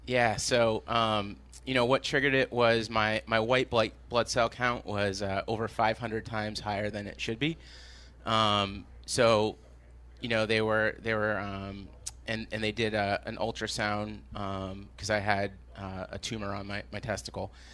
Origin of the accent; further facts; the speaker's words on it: Maine, United States; now in Jamaica Plain, Boston, United States; I grew up in Maine.